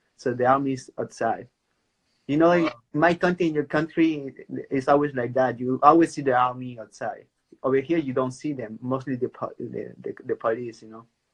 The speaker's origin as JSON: {"language": "English", "country": "Peru", "said": "I'm from Peru"}